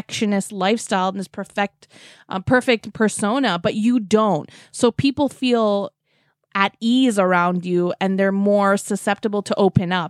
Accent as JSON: {"language": "English", "town": "Vancouver", "region": "British Columbia", "country": "Canada", "tie": "born or raised there", "moved": "yes", "lives_now": "Toronto, Canada", "said": "I grew up in Vancouver too"}